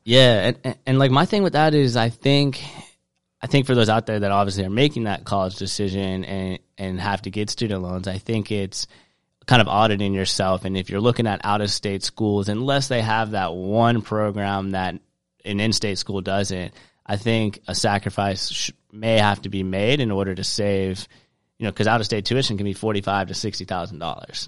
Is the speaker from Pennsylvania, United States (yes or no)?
no; Charleston, South Carolina, United States; I grew up in Charleston, South Carolina